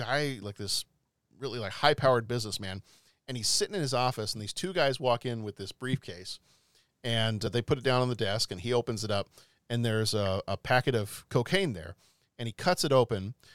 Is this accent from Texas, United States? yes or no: yes; Texas, United States; now in Chicago, United States; we're originally from Texas